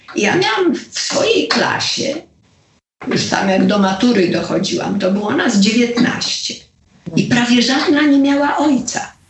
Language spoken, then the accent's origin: Polish; Poland; moved away as an adult; also born or lived in Los Angeles; jestem z Polski